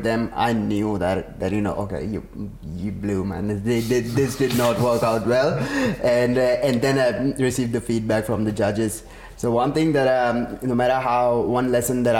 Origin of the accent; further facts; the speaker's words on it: Karachi, Sindh, Pakistan; now in Australia; I'm from Karachi originally, Pakistan. So we pretty much had water issues all our lives.